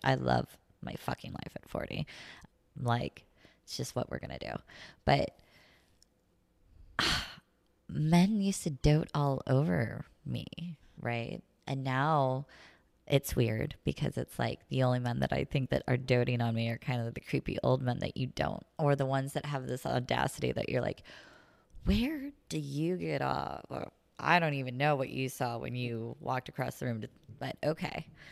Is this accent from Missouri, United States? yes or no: yes; the middle of Missouri, United States; moved away as an adult; also born or lived in Saint Louis / California; now in La Jolla, United States; I grew up in the country